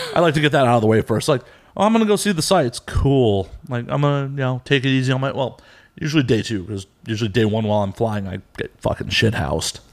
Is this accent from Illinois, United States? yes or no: yes; Chicago, Illinois, United States; now in Los Angeles, United States; I'm actually from Chicago.